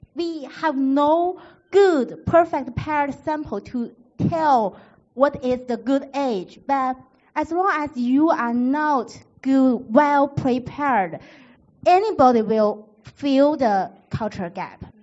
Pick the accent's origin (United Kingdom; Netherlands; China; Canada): China; northeastern China; accent: northeastern Chinese; English is a second language; moved away; also born or lived in Beijing, China / United States; my northeastern Chinese accent.